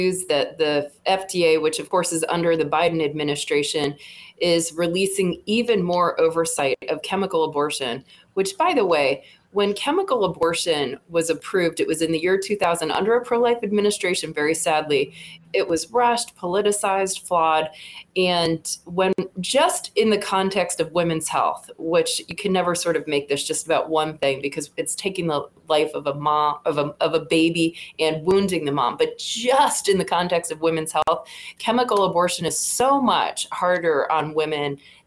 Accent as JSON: {"language": "English", "region": "Virginia", "country": "United States", "said": "we had our inaugural Virginia March for Life in my home state"}